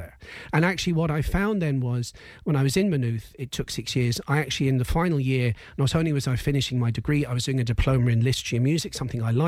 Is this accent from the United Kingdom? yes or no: yes; England, United Kingdom; now in Ireland; I grew up in England